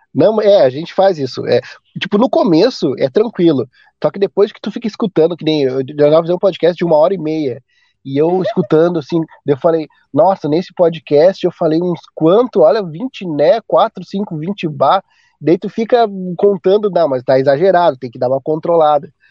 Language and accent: Portuguese; Porto Alegre, Rio Grande do Sul, Brazil; meu sotaque, eu sou do sul aqui, né, Porto Alegre